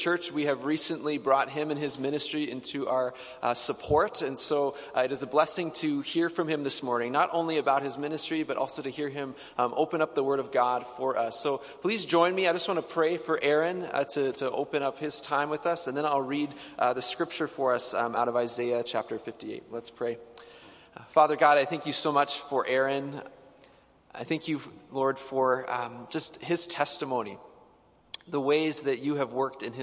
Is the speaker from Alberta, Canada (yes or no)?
yes; Edmonton, Alberta, Canada; I grew up in the Old Strathcona area